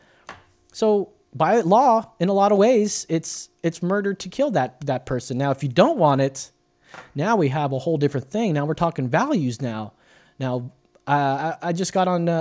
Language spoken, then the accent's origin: English; United States; I'm an American